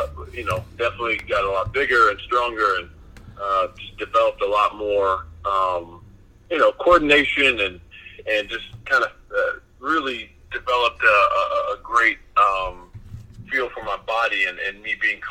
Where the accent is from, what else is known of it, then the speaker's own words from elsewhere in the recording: Springfield, Missouri, United States; moved away as an adult; also born or lived in Omaha; growing up in Springfield, Missouri, is not a huge town